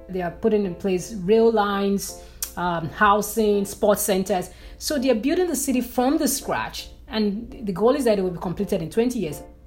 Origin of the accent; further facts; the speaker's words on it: Nigeria; moved away as an adult; as a Nigerian who moved abroad, there are a lot of issues in my country that led me to decide to, to move abroad